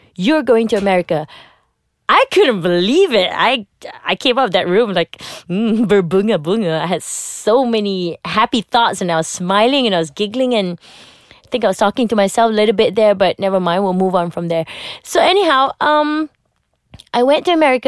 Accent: Malaysia; as a Malaysian, you get to watch a lot of American shows

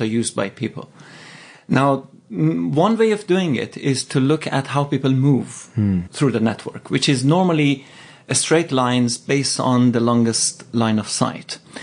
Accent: Tehran, Tehran Province, Iran; now in London, United Kingdom; I grew up in Tehran

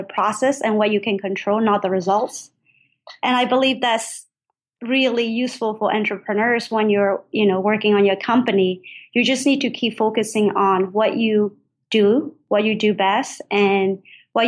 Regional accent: Myanmar; moved away as an adult; now in United States; I grew up in Burma, and then I came to the United States for college.

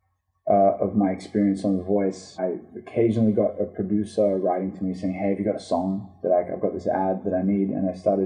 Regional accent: Sydney, New South Wales, Australia; also born or lived in Israel; I grew up in Australia's Bondi Beach

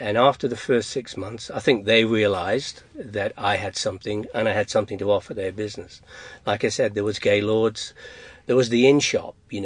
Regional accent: England, United Kingdom; moved away; I'm from England.

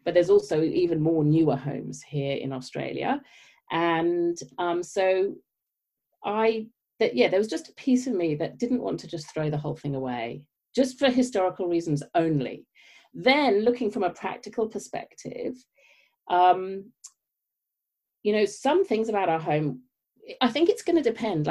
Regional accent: United Kingdom; moved away; as you may tell from my accent, I grew up in the UK

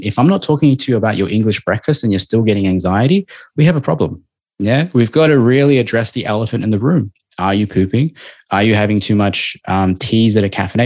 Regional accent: Melbourne, Victoria, Australia; now in Gold Coast, Australia; I'm from Melbourne

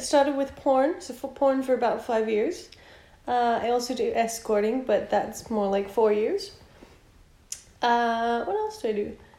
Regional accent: Brisbane, Queensland, Australia; moved away as an adult; now in Melbourne, Australia; I'm from Brisbane.

